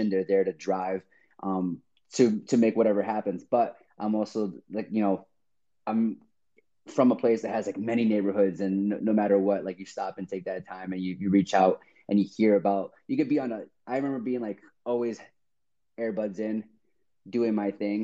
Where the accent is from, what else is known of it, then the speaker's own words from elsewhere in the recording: Chicago, Illinois, United States; moved away as an adult; also born or lived in Seattle; I'm originally from Chicago. So all my friends and family are over there